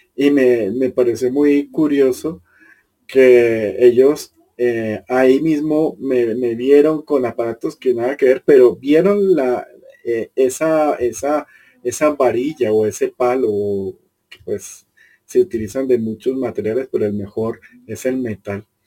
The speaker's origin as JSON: {"language": "Spanish", "country": "Colombia", "said": "yo soy colombiano y vivo en una cultura que es tremendamente emocional"}